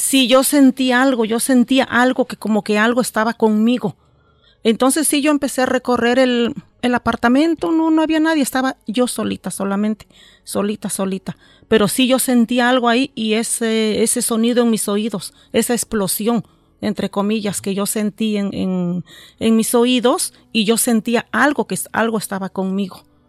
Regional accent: Mexico; moved away; cuando yo voy a México

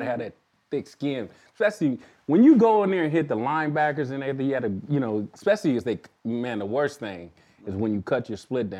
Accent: Pasadena, California, United States; also born or lived in Tennessee; I grew up over there in the bad part of Pasadena

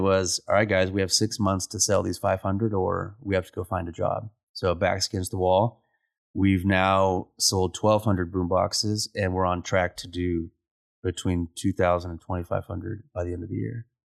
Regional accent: Roswell, New Mexico, United States; moved away as an adult; also born or lived in Midland, Texas / Oklahoma City, Oklahoma; now in Lubbock, United States; I grew up in Roswell, New Mexico

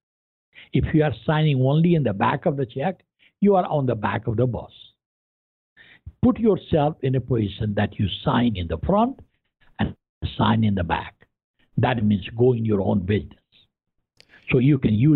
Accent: India; English is a second language; moved away as an adult; also born or lived in Columbia, Missouri; now in United States; I was born and raised in India, very poor

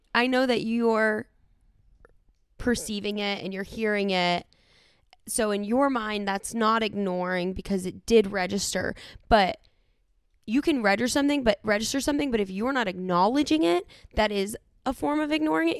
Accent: Pittsburgh, Pennsylvania, United States; now in Los Angeles, United States; I grew up in Pittsburgh.

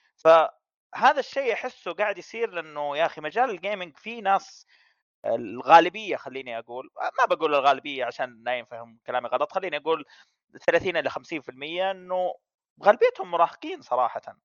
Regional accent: Saudi Arabia; كعرب او كسعوديين

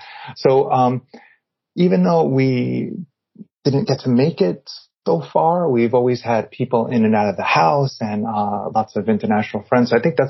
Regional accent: New York City, New York, United States; moved away as an adult; now in Japan; I was born in the U.S. in New York. I was born in New York City, Queens, and I was raised a little bit outside of the city. And when I was 21, that's when I first came to Japan.

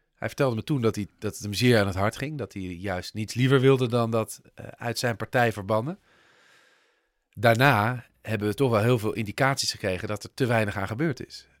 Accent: Netherlands; ik ben een Nederlander

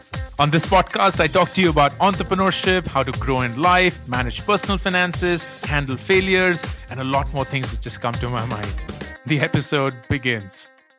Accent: Delhi, India; I grew up in Delhi

